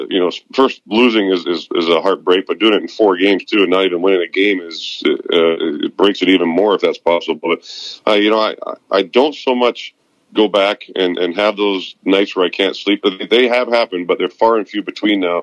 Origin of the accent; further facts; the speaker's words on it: Vancouver, British Columbia, Canada; moved away as an adult; now in West Palm Beach, United States; I'm leaving to go back home where I was born and raised in Vancouver, British Columbia, in 3 days